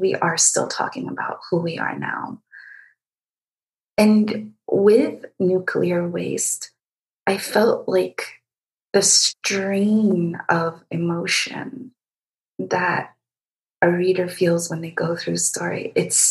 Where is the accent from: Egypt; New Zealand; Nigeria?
Egypt; moved away; I was born and raised in Egypt